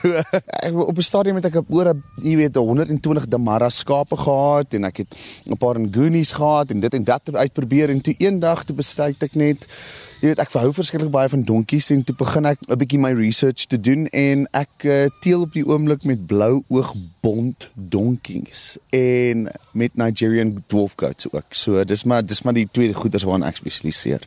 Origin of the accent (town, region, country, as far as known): South Africa